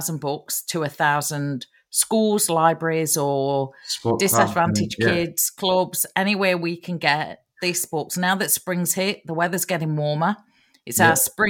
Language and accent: English; England, United Kingdom; now in Australia; being English-born, an English-born Australian that I am